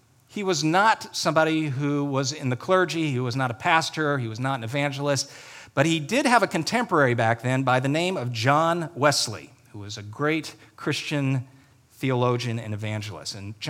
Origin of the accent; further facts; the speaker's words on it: Ireland; And I know that's how you say it because I'm Irish.